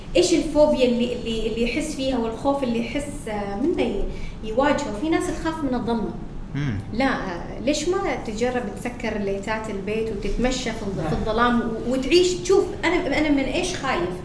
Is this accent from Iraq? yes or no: no; Oman; moved away as an adult; now in Qatar; أنا الفتاة العمانية الوحيدة في مجموعة آه، قنوات بي ان سبورت